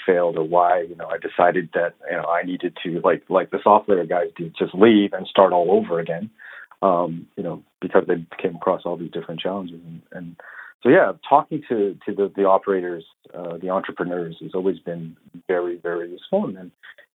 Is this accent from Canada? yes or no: yes; Vancouver, British Columbia, Canada; moved away as an adult; also born or lived in Toronto; I grew up on the West Coast in Vancouver, and then moved over to Toronto in about 2000